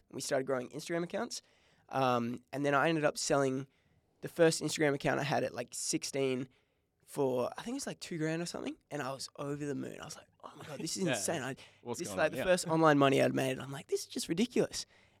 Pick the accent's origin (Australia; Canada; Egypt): Australia; Bunbury, Western Australia; But I grew up in Bunbury. I was born in Bunbury.